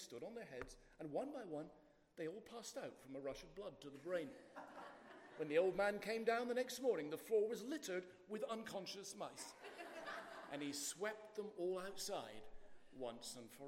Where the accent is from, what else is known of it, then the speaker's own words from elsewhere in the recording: United Kingdom; accent: in-between Scottish and English, like the royal family; also born or lived in Boston; I'm half Scottish and half English, so what you're getting is not the real royal family accent. It's a kind of in-between